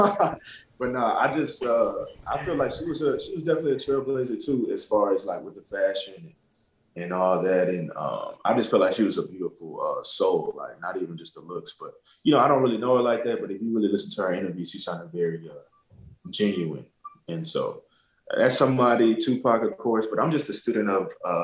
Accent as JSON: {"language": "English", "town": "Montgomery", "region": "Alabama", "country": "United States", "tie": "born or raised there", "said": "I grew up in Alabama, too. I grew up in Montgomery"}